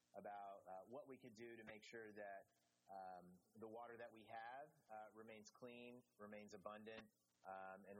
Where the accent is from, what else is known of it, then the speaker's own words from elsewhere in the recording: Austin, Texas, United States; I'm from Austin, Texas, grew up there